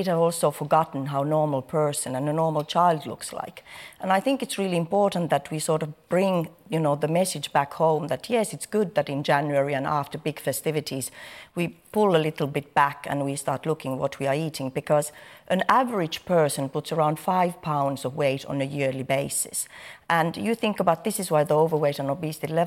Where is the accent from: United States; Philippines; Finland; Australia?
Finland; moved away; I'm coming from a different culture, first of all. I'm coming from Finland, where children are weighed from the moment they are born